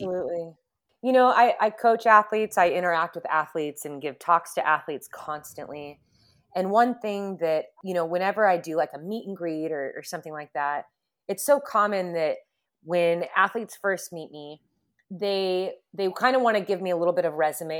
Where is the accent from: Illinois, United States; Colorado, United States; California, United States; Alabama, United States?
California, United States; Southern; also born or lived in Huntington Beach; Growing up in Southern California